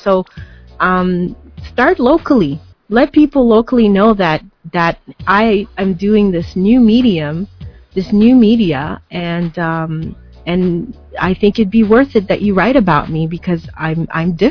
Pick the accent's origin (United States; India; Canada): Canada; also born or lived in Montreal; as Canadians